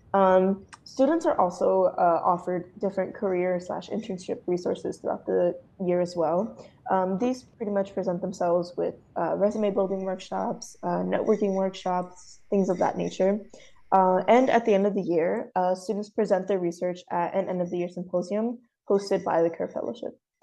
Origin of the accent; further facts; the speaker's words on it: South Gate, California, United States; My hometown is Southgate, California.